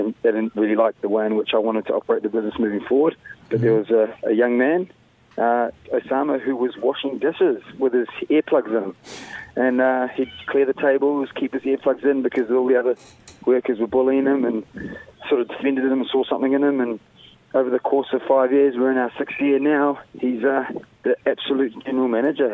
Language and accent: English; Wellington, New Zealand; also born or lived in Sierra Leone / Nelson, New Zealand; I grew up in Wellington, you know, after moving from Sierra Leone